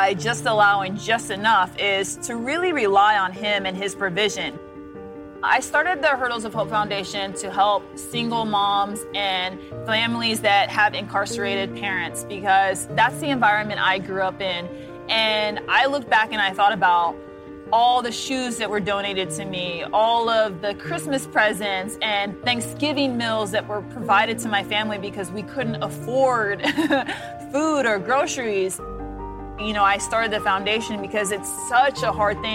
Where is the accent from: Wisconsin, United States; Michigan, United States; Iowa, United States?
Iowa, United States; Des Moines; I grew up in Des Moines, Iowa.